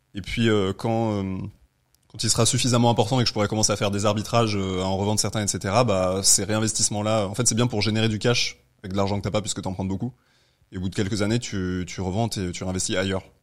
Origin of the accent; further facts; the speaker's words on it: Aix-les-Bains, Auvergne-Rhône-Alpes, France; moved away as an adult; now in Paris, France; je suis de Aix-les-Bains de mm. base